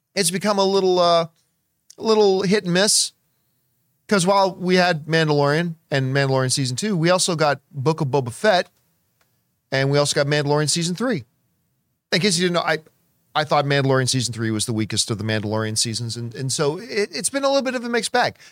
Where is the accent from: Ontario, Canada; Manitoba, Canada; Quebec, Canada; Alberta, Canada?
Ontario, Canada; Hamilton; growing up in Hamilton and the Toronto area